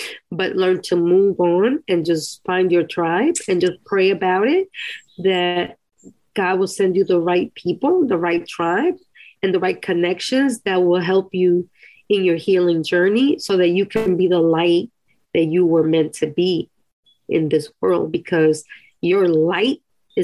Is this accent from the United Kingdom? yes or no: no; Costa Rica; moved away; When I was a little girl, I grew up in Costa Rica